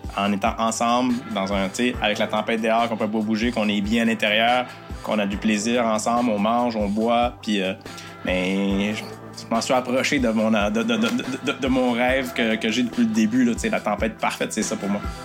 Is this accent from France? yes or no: no; Newport, Quebec, Canada; also born or lived in Rimouski; je suis de Newport, je suis gaspésien